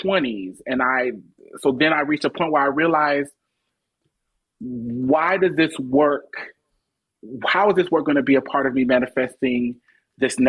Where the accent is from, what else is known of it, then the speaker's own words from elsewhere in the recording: Omaha, Nebraska, United States; moved away as an adult; now in Atlanta, United States; I live in Atlanta now, but I'm born and raised in Omaha, Nebraska.